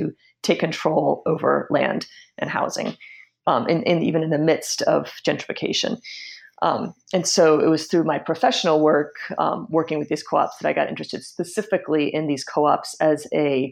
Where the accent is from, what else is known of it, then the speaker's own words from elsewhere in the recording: Washington, District of Columbia, United States; I was born and raised in Washington, D.C., and in a neighborhood called Mount Pleasant